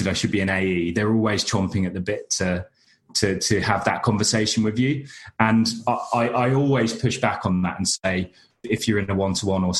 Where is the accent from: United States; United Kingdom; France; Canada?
United Kingdom; accent: monotone British; my monotone British accent